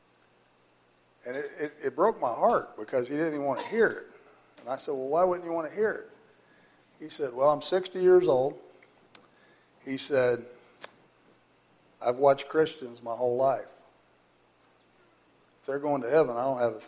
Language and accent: English; Butlerville, United States; I grew up in Butlerville. We went to First Baptist Church at Rochester